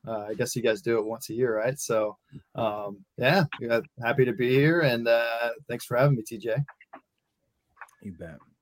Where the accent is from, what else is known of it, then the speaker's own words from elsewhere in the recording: Texas, United States; moved away; I come from Texas, and and down there we love us some canes